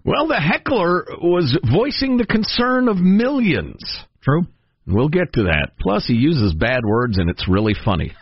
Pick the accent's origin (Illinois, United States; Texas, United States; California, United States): Illinois, United States; Chicago; moved away; everybody I grew up with in Chicagoland